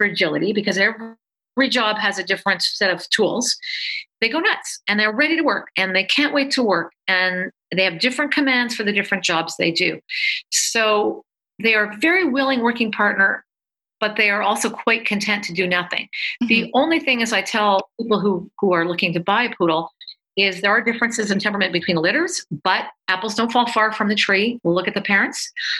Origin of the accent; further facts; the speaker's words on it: Canada; I'm Canadian